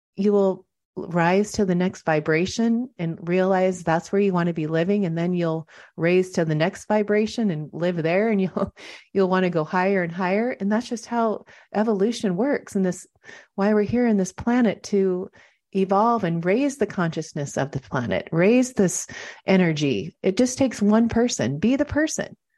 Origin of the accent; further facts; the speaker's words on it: Seattle, Washington, United States; also born or lived in Montana; now in Del Mar, United States; I grew up in Seattle